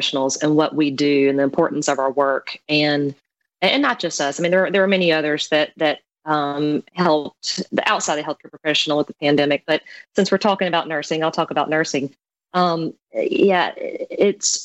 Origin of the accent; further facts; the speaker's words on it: coastal Mississippi, United States; I'm just very blessed to have grown up in the South